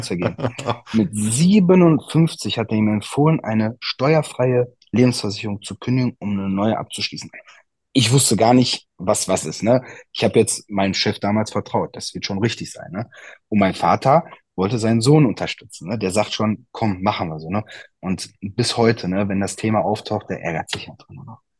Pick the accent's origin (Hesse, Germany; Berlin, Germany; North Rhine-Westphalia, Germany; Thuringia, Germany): North Rhine-Westphalia, Germany; Altena; meine Eltern haben ein Eiscafé bei uns in Altena, da komme ich her